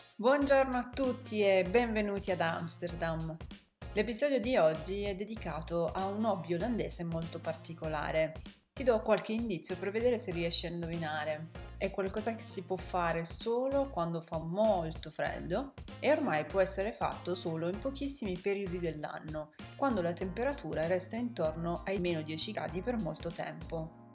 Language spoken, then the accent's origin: Italian; Apulia, Italy; moved away as an adult; now in Netherlands; Io sono del sud, ormai lo sapete, sono pugliese, sono originaria della Puglia